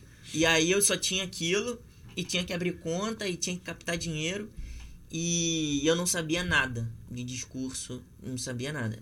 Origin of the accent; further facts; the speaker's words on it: Rio de Janeiro, Brazil; eu também sou nascido e criado na Zona Oeste